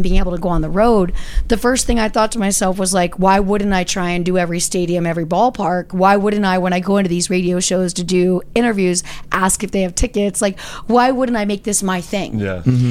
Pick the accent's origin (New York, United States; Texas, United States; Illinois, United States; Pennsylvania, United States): Pennsylvania, United States; Easton; I grew up in Easton, Pennsylvania, very small town